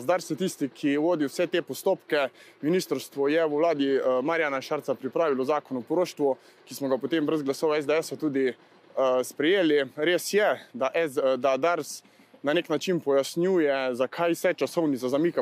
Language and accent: Slovenian; Carinthia, Slovenia; vsi trije poslanci, ki prihajamo iz Hroške